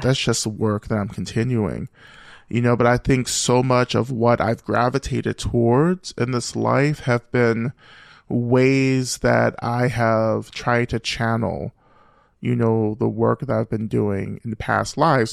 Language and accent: English; Rome, Georgia, United States; moved away as an adult; also born or lived in Boston; I grew up, you know, black, uh, and queer, um, in the deep South and, and North Georgia